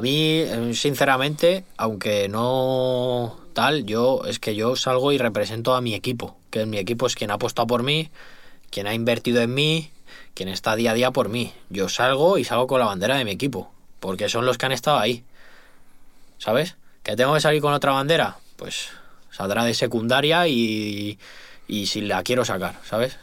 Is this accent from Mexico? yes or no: no; Spain; also born or lived in Madrid